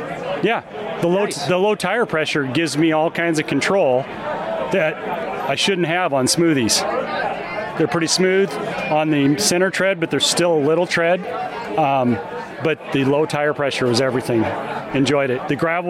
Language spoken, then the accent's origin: English; Johnston, Iowa, United States; from Johnston, Iowa.